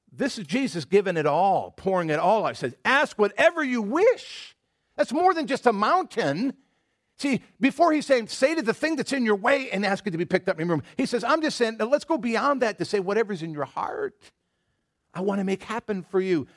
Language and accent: English; Michigan, United States; moved away; I grew up in Michigan, the, you know, patron state of apples